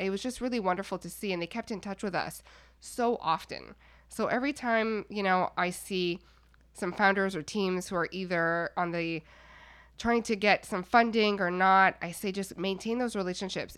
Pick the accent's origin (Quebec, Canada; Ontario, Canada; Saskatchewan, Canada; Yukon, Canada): Quebec, Canada; Montreal; moved away; also born or lived in Toronto; I'm from Montreal, uh, Canada originally